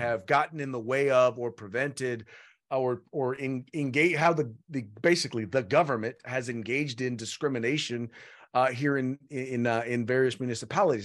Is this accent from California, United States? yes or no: yes; Richmond, California, United States; now in Sacramento, United States; I grew up in Richmond, California, which is, uh, the San, in the San Francisco Bay Area